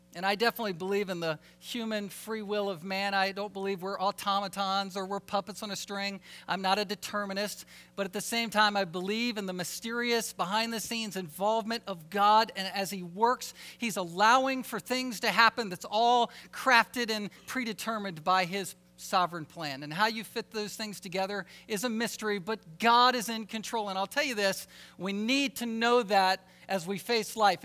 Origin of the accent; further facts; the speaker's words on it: Alaska, United States; we're from Alaska